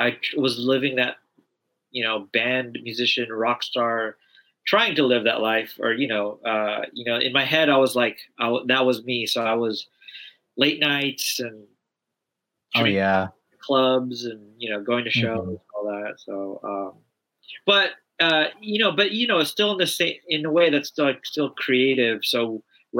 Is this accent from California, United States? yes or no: yes; Los Angeles, California, United States; growing up